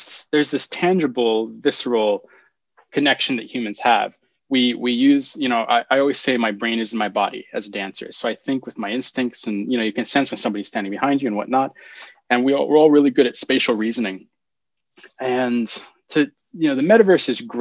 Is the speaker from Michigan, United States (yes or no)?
no; Palo Alto, California, United States; moved away; also born or lived in New York / Berlin; I grew up in the Palo Alto Children's Theater in Palo Alto